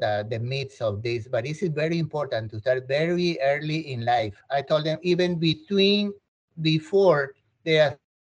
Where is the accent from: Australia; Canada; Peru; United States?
Peru; moved away; I'm from South America, I'm from Peru